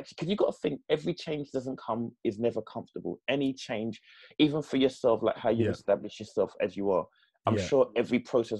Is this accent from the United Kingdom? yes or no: yes; London, United Kingdom; my dad lived in different parts of East London, including Stoke Newton, Mile End, and some other places. But then we moved to Custom House in the mid-70s.